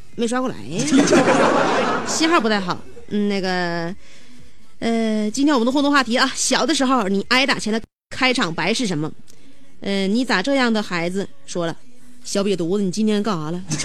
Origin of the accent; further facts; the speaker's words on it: Northeast China, China; 我们东北人，我认为这种飒爽的性格太招人爱戴了